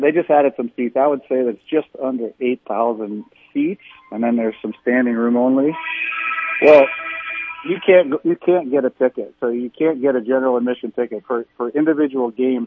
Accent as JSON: {"language": "English", "town": "New York City", "region": "New York", "country": "United States", "tie": "born or raised there", "moved": "as an adult", "lives_now": "Midwest, United States", "said": "I grew up in Brooklyn, New York"}